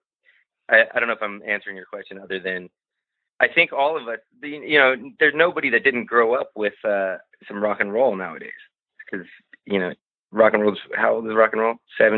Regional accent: United States; I speak Spanish and I go to Norway, but at the core of it, I'm an American guy and I love it here.

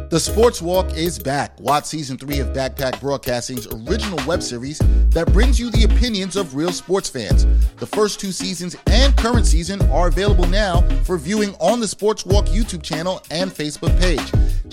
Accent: New York City, New York, United States; I grew up in East Flatbush

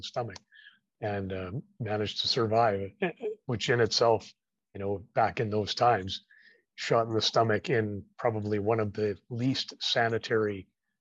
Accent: British Columbia, Canada; also born or lived in Surrey, British Columbia; Well, I was born in Surrey, British Columbia. And I moved up into the interior of British Columbia when I was 10 years old. And I spent 7 years there before I joined the armed forces.

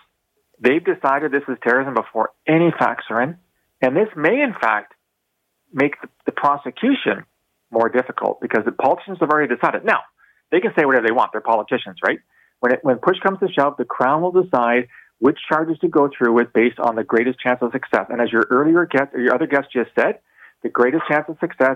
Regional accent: London, Ontario, Canada; I'm from London, Ontario

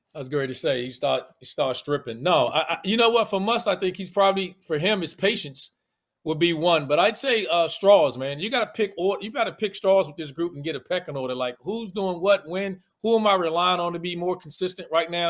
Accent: Washington, District of Columbia, United States; accent: DC; my D C accent

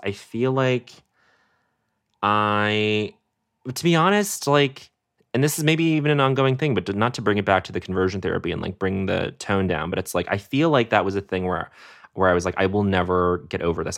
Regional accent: Denver, Colorado, United States; also born or lived in Montreal, Canada; we come from Montreal to Colorado to Denver

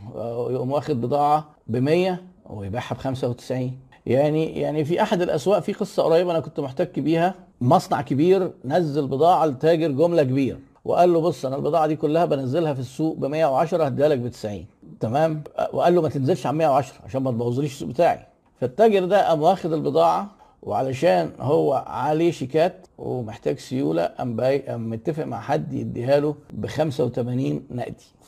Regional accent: Egypt; عندنا في مصر

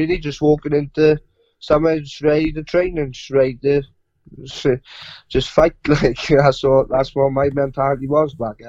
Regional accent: the Rhondda, South Wales, United Kingdom; I'm 19 years of age. I'm from the Rhondda in South Wales.

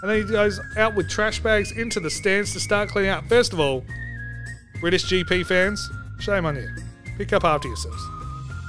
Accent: Australia; I'm Australian

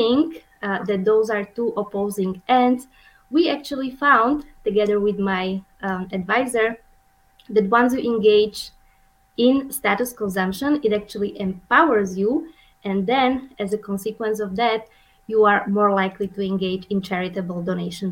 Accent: Slovakia; moved away as an adult; also born or lived in Vienna, Austria / Orlando, Florida, United States / Montpellier, France; now in Omaha, United States; I'm originally from Slovakia, which is a tiny country in the middle of Europe

